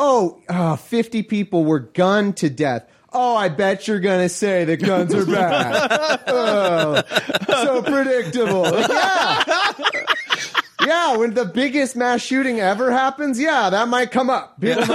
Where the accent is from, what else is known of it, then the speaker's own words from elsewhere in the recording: California, United States; I'm from California.